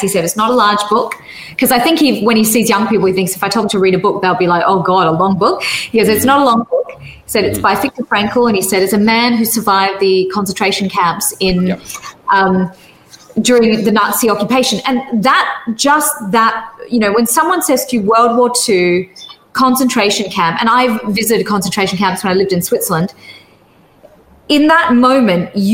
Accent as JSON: {"language": "English", "town": "Perth", "region": "Western Australia", "country": "Australia", "tie": "born or raised there", "said": "my hometown is Perth in Western Australia"}